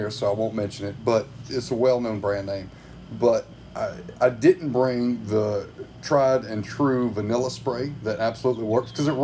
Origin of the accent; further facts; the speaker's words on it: South Carolina, United States; I grew up in South Carolina